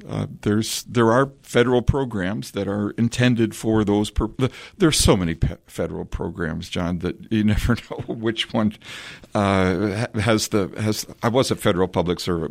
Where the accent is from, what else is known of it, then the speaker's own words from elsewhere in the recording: Collingwood, Ontario, Canada; the small community sense that I grew up with in Collingwood